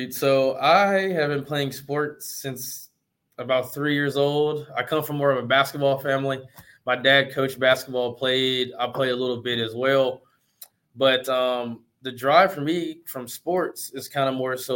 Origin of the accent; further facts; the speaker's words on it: Memphis, Tennessee, United States; moved away as an adult; also born or lived in Waco, Texas; now in Dallas, United States; I'm originally from Memphis, Tennessee